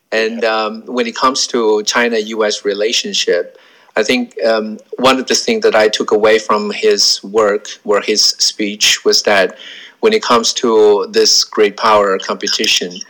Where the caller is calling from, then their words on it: Australia; I uh, I'm speaking from